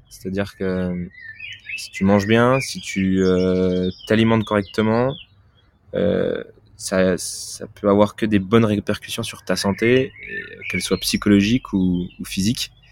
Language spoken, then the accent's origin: French; France; on est français, on est fêtard, on, aime, on aime la bouffe